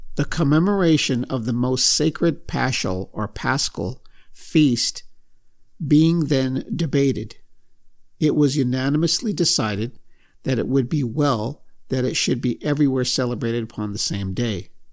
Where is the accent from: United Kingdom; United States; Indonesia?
United States; I've been raised to believe a lot of different things as an American